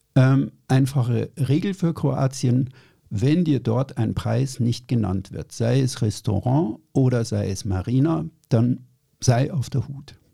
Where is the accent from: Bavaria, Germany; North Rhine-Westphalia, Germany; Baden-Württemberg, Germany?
Bavaria, Germany; ich bin in Süddeutschland aufgewachsen, in Bayern